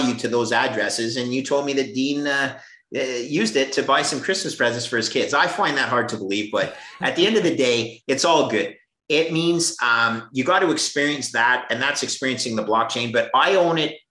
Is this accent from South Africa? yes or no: no; Canada; as a Canadian